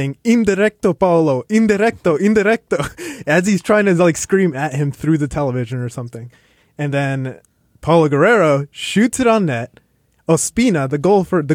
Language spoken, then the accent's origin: English; Florida, United States; I grew up in Florida